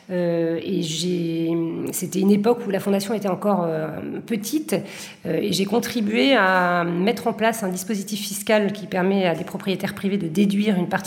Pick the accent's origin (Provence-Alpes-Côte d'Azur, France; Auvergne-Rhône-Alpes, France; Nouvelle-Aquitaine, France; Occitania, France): Nouvelle-Aquitaine, France; Bordeaux; now in Marseille, France; je suis originaire de Bordeaux, qui serait quelque part mon premier fief. Euh, j'ai pas mal changé après au cours de, ma vie de, lieu, mais je dirais que mon fief actuel, en tout cas mon fief de cœur, c'est évidemment Marseille